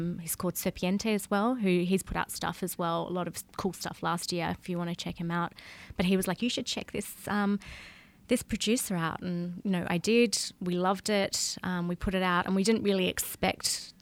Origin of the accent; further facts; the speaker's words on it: Tasmania, Australia; moved away as an adult; also born or lived in Perth, Australia; now in Barcelona, Spain; I grew up in Tasmania, which is an island